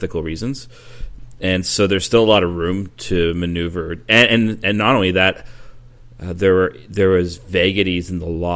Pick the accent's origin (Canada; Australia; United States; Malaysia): Canada; being Canadian